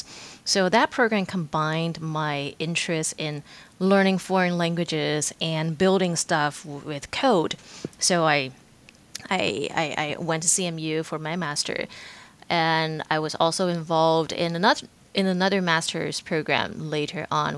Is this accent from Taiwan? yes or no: yes; Taiwan; moved away as an adult; also born or lived in Pittsburgh; I was born and raised in Taiwan, and I finished college in Taiwan as well